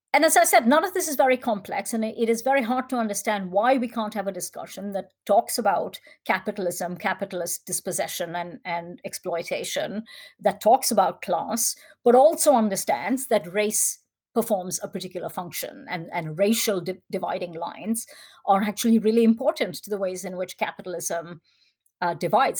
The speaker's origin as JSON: {"language": "English", "country": "India", "said": "as an Indian"}